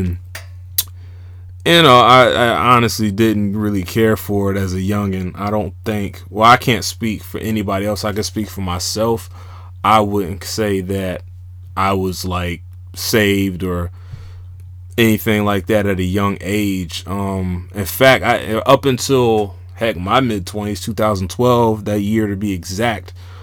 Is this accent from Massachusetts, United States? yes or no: no; Jacksonville, Florida, United States; also born or lived in Georgia; Originally born and raised in Jacksonville, Florida. Spent some of my adolescent years in Georgia, back and forth from there.